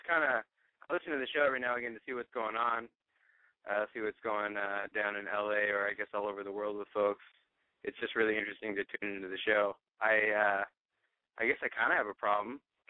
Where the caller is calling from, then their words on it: Oregon, United States; 25, calling from Oregon.